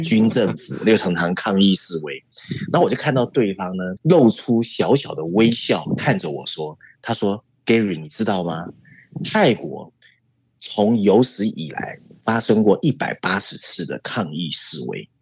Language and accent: Chinese; Taiwan; 我们台湾人很好吃嘛